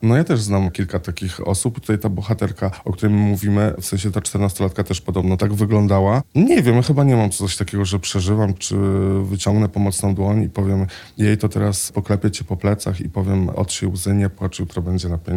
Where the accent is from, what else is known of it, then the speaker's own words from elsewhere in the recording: Łódź, Łódź Voivodeship, Poland; now in Warsaw, Poland; Ja jestem akurat z Łodzi